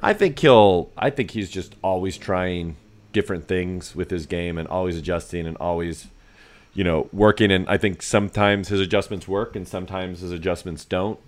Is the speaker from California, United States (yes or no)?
yes; Northern California, United States; I'm from Northern California